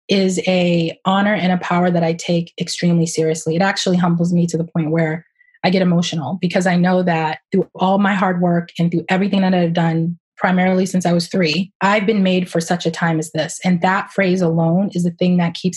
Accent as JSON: {"language": "English", "town": "Boston", "region": "Massachusetts", "country": "United States", "tie": "born or raised there", "said": "I grew up in Roxbury, a part of the city that is a melting pot for sure"}